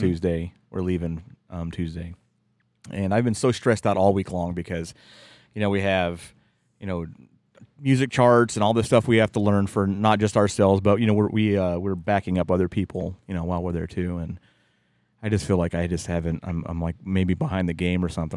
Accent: West Virginia, United States; moved away; growing up in West Virginia

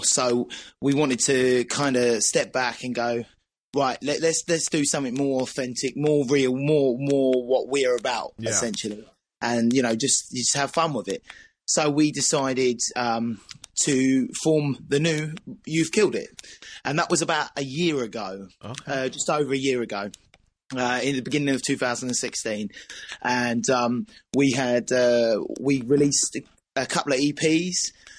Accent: East of England, United Kingdom; now in Norwich, United Kingdom; Okay, well, basically, I'm originally from Essex, but I now live in Norwich, Norfolk.

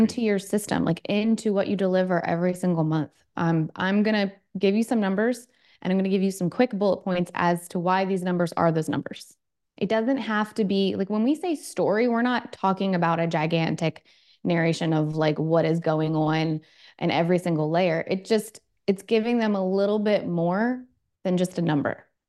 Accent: Baltimore, Maryland, United States; moved away

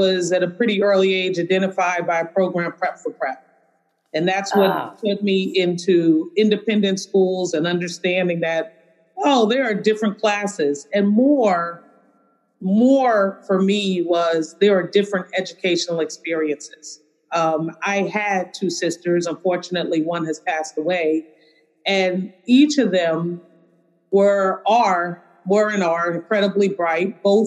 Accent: Brooklyn, New York, United States; I'm a girl from Brooklyn before the Brooklyn that I think everyone knows now

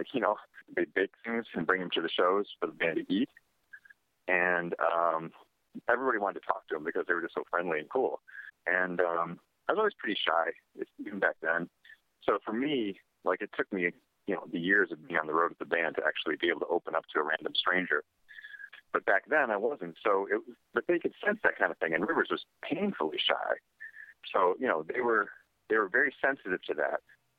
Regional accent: Utah, United States; we grew up all over the country, but we're from Utah. You know, our family's Mormon.

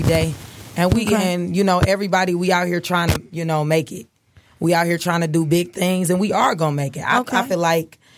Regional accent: Detroit, Michigan, United States; I'm 22 years old. I'm from Detroit

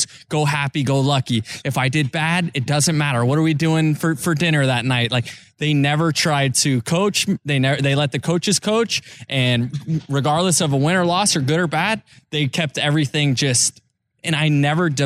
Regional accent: Tampa Bay, Florida, United States; I'm playing Major League Baseball in my hometown for a team that I grew up rooting for.

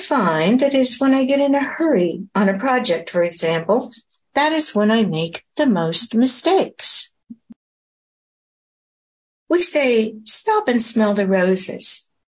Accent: Pacific Northwest, United States; After all, I came from the Pacific Northwest.

